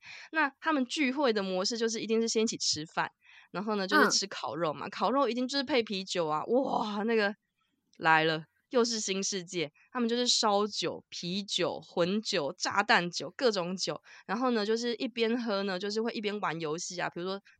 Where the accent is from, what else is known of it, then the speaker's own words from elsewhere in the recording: Taiwan; 然后你知道，我就是台湾人，我想说：“哦，结束了就准备回家。”